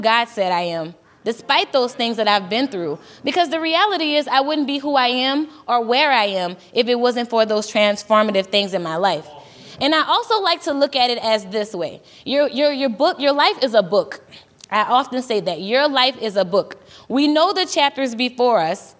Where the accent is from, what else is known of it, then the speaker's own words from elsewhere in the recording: Louisiana, United States; moved away as an adult; now in Minnesota, United States; I'm from Louisiana, born and raised. I've been here for almost 4 years